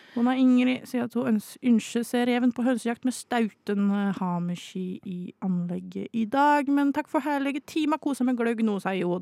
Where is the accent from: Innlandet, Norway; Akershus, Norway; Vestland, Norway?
Innlandet, Norway; Vang; now in Oslo, Norway; Jeg er fra Vang